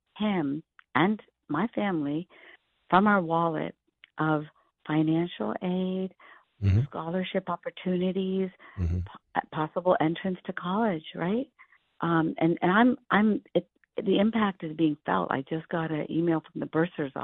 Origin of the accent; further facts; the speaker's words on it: India; now in United States; I'm an immigrant from India.